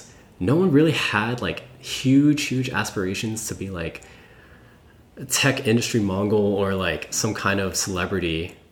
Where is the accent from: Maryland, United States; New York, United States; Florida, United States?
New York, United States; born there; I grew up in, well, I was born in New York, but I want to move to the city and maybe experience Manhattan or Brooklyn